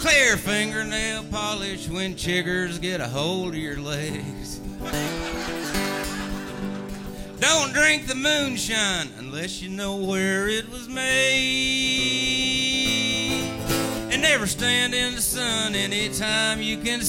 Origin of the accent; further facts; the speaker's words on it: East Tennessee, United States; also born or lived in North Carolina; I was raised in East Tennessee.